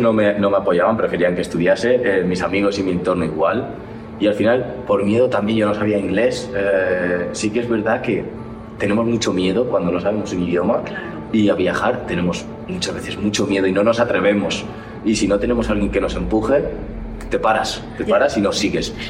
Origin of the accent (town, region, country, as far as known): Spain; moved away as an adult; now in United States